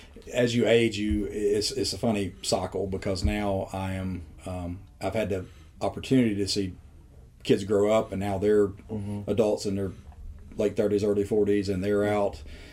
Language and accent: English; LaFayette, Georgia, United States; So literally born inside Lafayette, raised here all my life, went to Lafayette High School